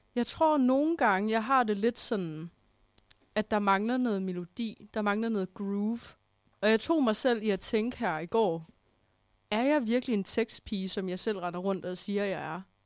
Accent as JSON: {"language": "Danish", "town": "Holstebro", "region": "Central Denmark Region", "country": "Denmark", "tie": "born or raised there", "moved": "yes", "said": "det var mig, der sad derhjemme i Holstebro"}